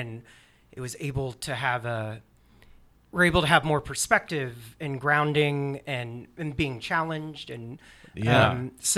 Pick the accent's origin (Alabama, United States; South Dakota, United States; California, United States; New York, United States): Alabama, United States; I grew up in Alabama